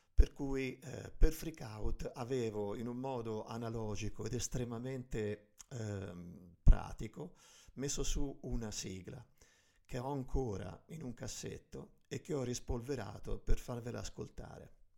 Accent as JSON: {"language": "Italian", "region": "Tuscany", "country": "Italy", "accent": "Tuscan", "said": "vengo dalla Toscana, per cui tutte le C e le G sono strascicate"}